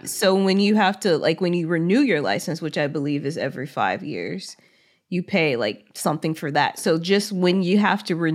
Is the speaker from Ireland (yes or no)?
yes; Ireland; I'm from Ireland, and the driving test here tends to be quite difficult to pass.